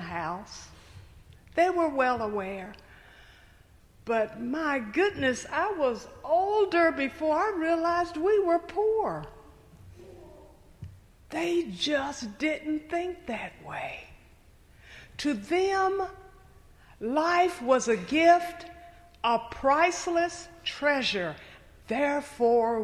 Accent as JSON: {"language": "English", "town": "Knoxville", "region": "Tennessee", "country": "United States", "tie": "born or raised there", "said": "I grew up in Knoxville, Tennessee"}